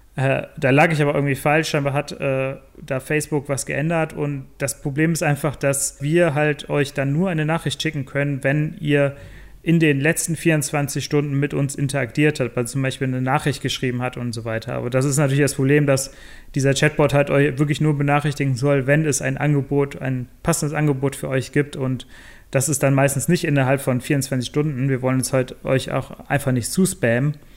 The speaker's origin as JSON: {"language": "German", "town": "Bonn", "region": "North Rhine-Westphalia", "country": "Germany", "said": "ursprünglich komme ich aus Bonn, habe da auch studiert"}